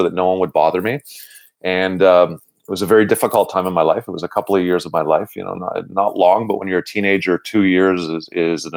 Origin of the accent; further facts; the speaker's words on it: Montreal, Quebec, Canada; I'm born and raised in Verdun. I grew up in the same house that I live in today.